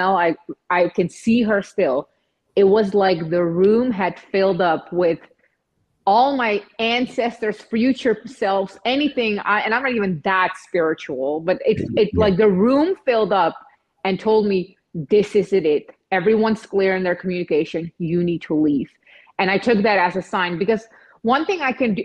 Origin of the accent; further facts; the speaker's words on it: Czechia; moved away; also born or lived in Netherlands; I'm from Czech Republic. I moved to the Netherlands, and then later on in my late teen years, I just traveled the world